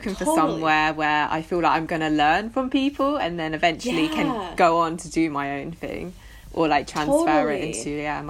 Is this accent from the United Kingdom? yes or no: yes; England, United Kingdom; born or raised there; also born or lived in London